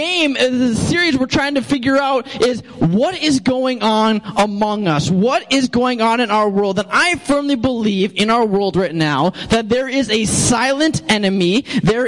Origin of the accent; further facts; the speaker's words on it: St. Cloud, Minnesota, United States; moved away; I'm from St. Cloud